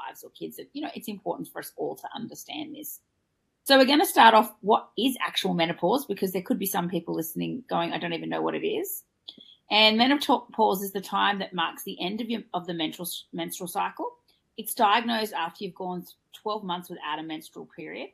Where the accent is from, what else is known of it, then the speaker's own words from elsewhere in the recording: Australia; I'm your Australian host